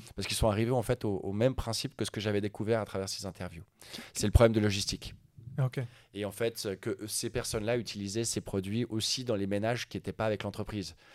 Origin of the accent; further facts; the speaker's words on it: Lausanne, Vaud, Switzerland; also born or lived in Sweden; je suis né à Lausanne, je suis à moitié suédois, moitié suisse